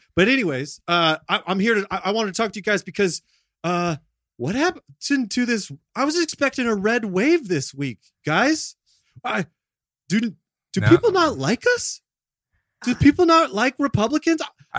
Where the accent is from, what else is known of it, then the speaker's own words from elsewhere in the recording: California, United States; I'm from Orange County.